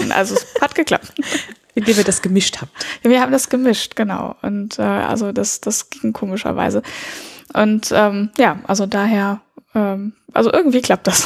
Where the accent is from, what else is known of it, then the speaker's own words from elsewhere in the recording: Lebanon; Und ähm, dass ich bin im Libanon geboren und da auch teilweise aufgewachsen. Mit meinen Eltern bin ich sehr oft umgezogen und ähm, ja, also und bin auf eine französische Schule gegangen.